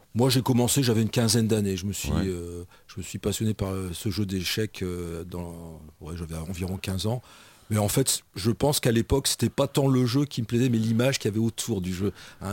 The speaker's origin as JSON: {"language": "French", "area": "Nord-Pas-de-Calais", "region": "Hauts-de-France", "country": "France", "tie": "born or raised there", "also_born_or_lived": "Charente", "moved": "as an adult", "said": "je suis originaire du Nord-Pas-de-Calais."}